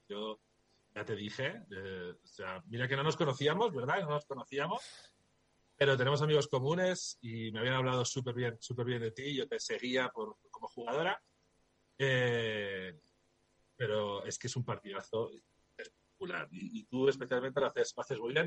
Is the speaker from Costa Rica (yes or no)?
no; Logroño, La Rioja, Spain; moved away; tengo a Campus Promete en el corazón porque es de, donde yo nací, ¿no? Yo, los riojanos somos muy riojanos